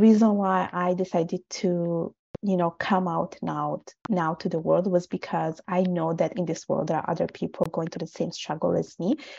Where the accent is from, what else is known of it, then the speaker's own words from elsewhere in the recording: Italy; first language Italian; English is a second language; I was born and raised in Italy. My parents are from Bangladesh.